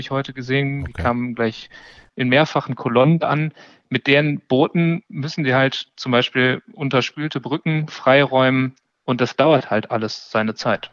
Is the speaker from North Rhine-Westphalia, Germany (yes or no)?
yes; Duisburg, North Rhine-Westphalia, Germany; moved away; ich komme ursprünglich aus Duisburg, das ist auch direkt am Rhein